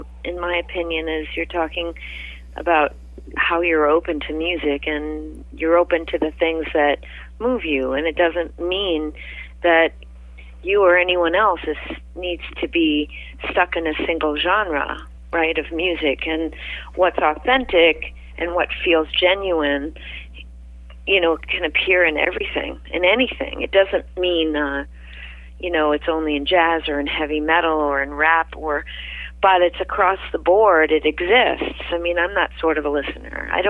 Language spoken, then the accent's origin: English; Maine, United States; moved away as an adult; also born or lived in New York City / Bronx; I grew up in Maine